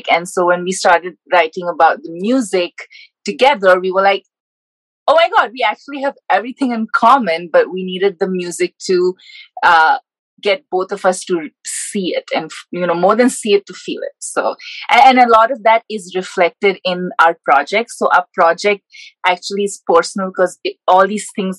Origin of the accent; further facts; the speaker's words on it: India; moved away as an adult; also born or lived in Georgia, United States; now in Decatur, United States; I grew up in India